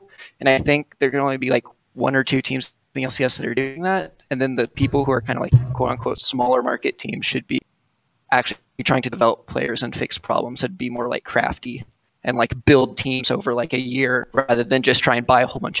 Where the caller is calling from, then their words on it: Kansas City, United States; I'm calling from basically Kansas City.